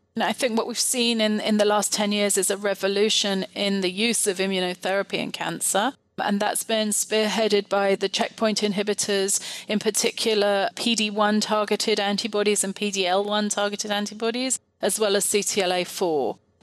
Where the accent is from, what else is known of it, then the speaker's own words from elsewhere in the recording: United Kingdom; moved away; also born or lived in France; I actually trained in the UK, you might be able to tell from my accent